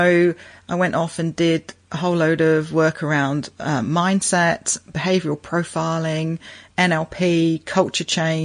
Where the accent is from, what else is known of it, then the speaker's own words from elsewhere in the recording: United Kingdom; moved away as an adult; now in Brisbane, Australia; I'm originally a Pommy, originally from the UK.